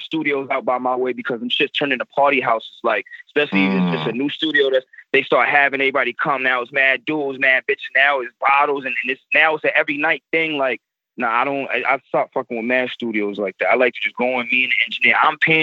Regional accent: Long Island, Suffolk County, New York, United States; also born or lived in Virginia; from New York, I'm from Long Island

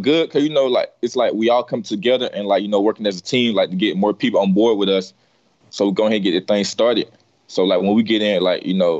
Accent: Georgia, United States; born or raised there

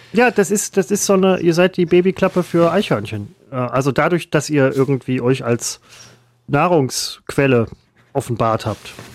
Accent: Essen, North Rhine-Westphalia, Germany; der Stadtteil, wo ich herkomme

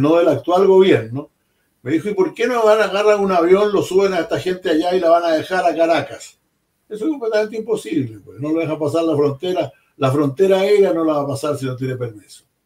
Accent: Chile

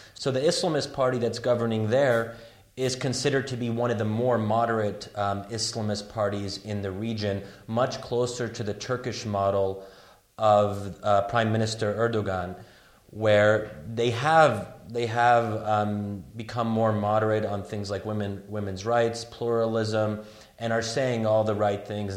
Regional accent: United States; as an American

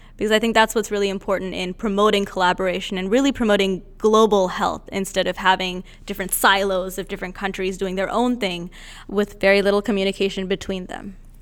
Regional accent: India; moved away; I'm originally from India

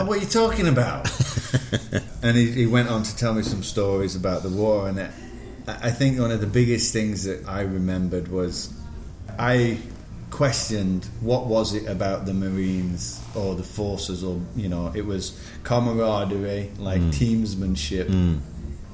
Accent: Sheffield, Yorkshire and the Humber, United Kingdom; moved away as an adult; also born or lived in Singapore / New York; I'm born and bred in Sheffield. Now I'm studying in Sheffield

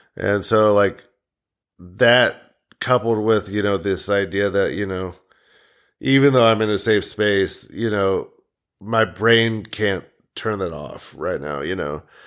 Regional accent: United States; We're all just from the Quad Cities

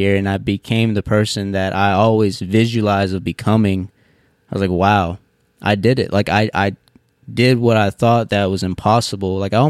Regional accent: Seminole, Texas, United States; Sure, you blink, you might miss it, man. It's right near, it's on the borderline of Hobbs, New Mexico, right near Odessa, Texas.

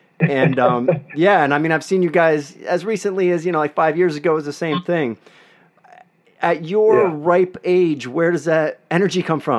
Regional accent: Eastern Pennsylvania, United States; moved away as an adult; also born or lived in Pittsburgh, Pennsylvania; now in Los Angeles, United States; I live in Los Angeles now. I've been out here 20 years, and I'm probably biased about Pittsburgh. I only went to college here. I'm from Eastern Pennsylvania

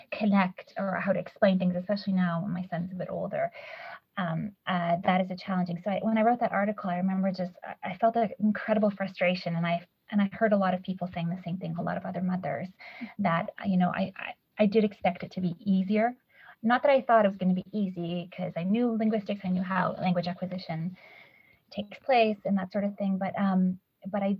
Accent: Canada; moved away as an adult; also born or lived in Poland / Sweden; now in London, United Kingdom; I grew up in Canada, English is my dominant language as well

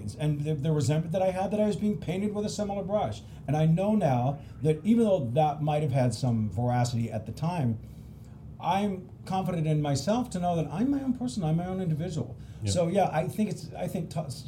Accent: Pacific Northwest, United States; I'm from the Pacific Northwest.

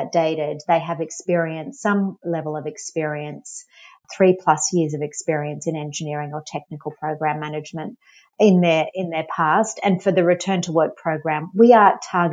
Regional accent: Australia; moved away; I'm from Australia. You might have been able to tell, pick up the accent.

